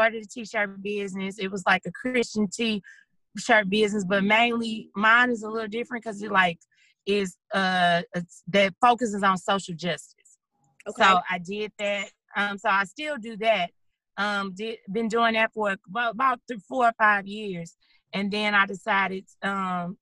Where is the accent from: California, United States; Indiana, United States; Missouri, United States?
Missouri, United States; St. Louis; moved away as an adult; now in Dallas, United States; I'm originally from St. Louis. That's where I'm born and raised